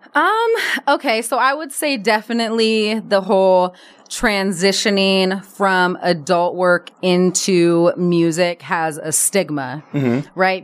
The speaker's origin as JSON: {"language": "English", "town": "Berkeley", "region": "California", "country": "United States", "tie": "born or raised there", "also_born_or_lived": "Oakland", "moved": "as an adult", "lives_now": "Los Angeles, United States", "said": "I grew up in Berkeley"}